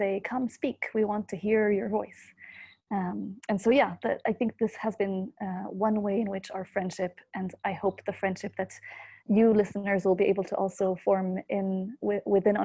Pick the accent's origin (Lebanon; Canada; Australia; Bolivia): Lebanon; Beirut, Beirut Governorate; moved away as an adult; also born or lived in United States; I'm calling in from Beirut, Lebanon. This is where I'm from, and I'm back here after a couple of years in the US.